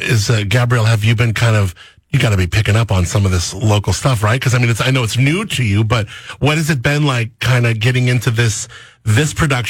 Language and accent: English; Southern California, United States; I remember growing up in Southern California, and we had the Moore Park Melodrama